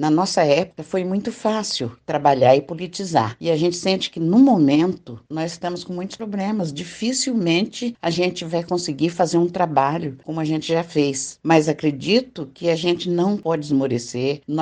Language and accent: Portuguese; Minas Gerais, Brazil; moved away as an adult; now in São Paulo, Brazil; Vim de Minas Gerais e vim para São Paulo, que meu marido tinha que procurar trabalho